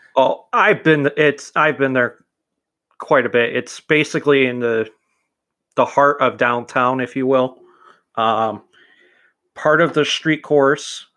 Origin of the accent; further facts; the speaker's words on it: Chicago, Illinois, United States; I was born in Chicago